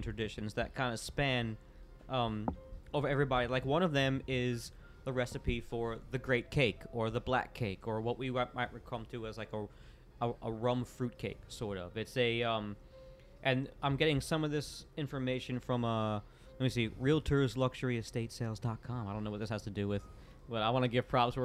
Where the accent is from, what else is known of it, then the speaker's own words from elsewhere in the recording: Florida, United States; growing up in Florida